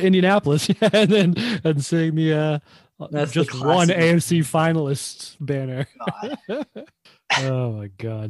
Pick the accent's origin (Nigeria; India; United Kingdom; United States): United Kingdom; England; because I'm English.